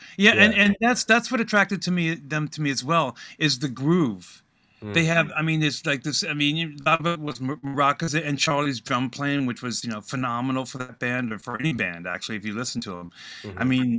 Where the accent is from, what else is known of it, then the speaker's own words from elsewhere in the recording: Guantanamo Bay, Cuba; also born or lived in Washington, D.C.; A lot of moving around, and primarily we were in Guantanamo Bay, Cuba.